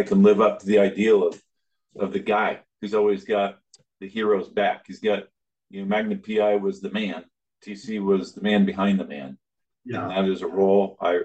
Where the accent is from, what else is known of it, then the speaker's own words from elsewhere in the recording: Alaska, United States; moved away; I grew up in Alaska, the youngest 10 kids on a dairy farm